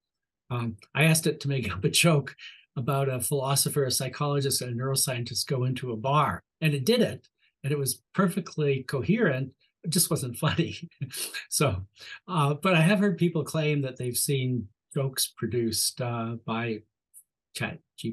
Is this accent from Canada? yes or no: yes; Canada; accent: Canadian; my Canadian accent